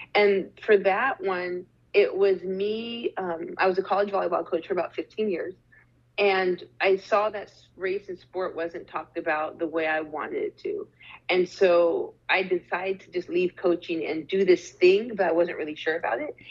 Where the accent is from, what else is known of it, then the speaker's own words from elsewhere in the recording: Arizona, United States; moved away; also born or lived in Canada / Durham, North Carolina; I was born in Canada, but I was raised in Arizona